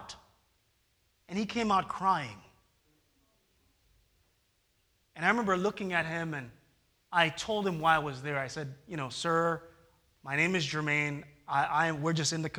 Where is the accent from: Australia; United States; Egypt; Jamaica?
Jamaica; moved away; I am a Jamaican